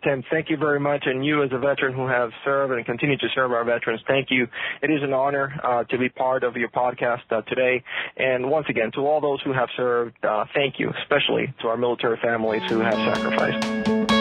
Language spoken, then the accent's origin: English; Lawrence, Massachusetts, United States; being from my hometown where I was living